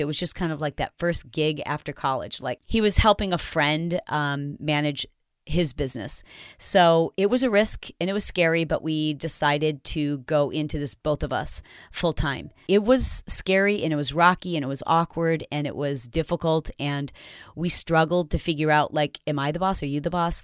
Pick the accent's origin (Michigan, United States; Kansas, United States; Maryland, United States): Michigan, United States; also born or lived in Detroit / Fowlerville / Portland, Michigan / Grand Rapids; I grew up in Michigan, born in Detroit, but I lived all over Michigan